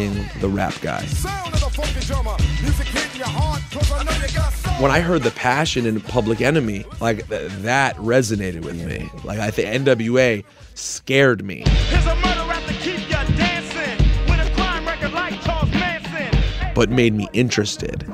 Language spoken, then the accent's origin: English; Chevy Chase, Maryland, United States; I grew up in Chevy Chase, Maryland